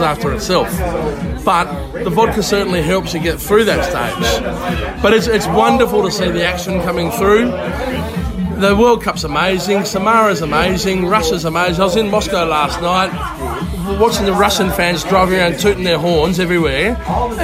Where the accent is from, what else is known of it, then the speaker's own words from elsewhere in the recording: Australia; now in Estonia; from Australia